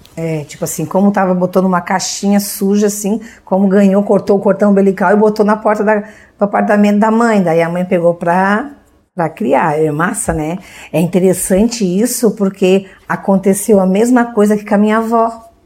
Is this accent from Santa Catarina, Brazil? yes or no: yes; Orleans, Santa Catarina, Brazil; also born or lived in Urussanga; Eu sou natural de Uruçanga, mas a gente só, só nasceu lá e veio pra cá, né? Veio pra Orleans